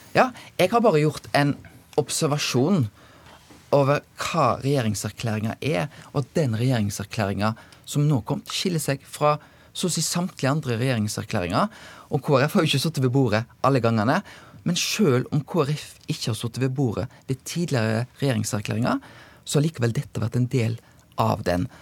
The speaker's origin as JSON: {"language": "Norwegian", "town": "Bømlo", "region": "Vestland", "country": "Norway", "said": "jeg kommer sjøl fra Bømlo"}